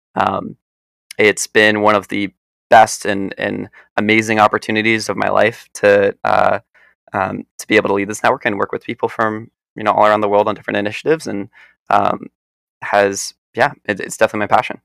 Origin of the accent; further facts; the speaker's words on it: New York, United States; also born or lived in Philadelphia, Pennsylvania; now in Boston, United States; I was born outside of Philadelphia, grew up in New York, and right now I'm weathering the storm for the pandemic in Boston